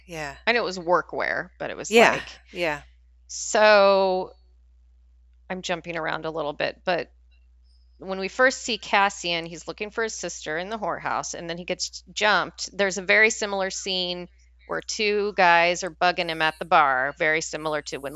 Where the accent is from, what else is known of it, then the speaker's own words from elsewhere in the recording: Scotland, United Kingdom; I'm snooty because I'm Scottish, so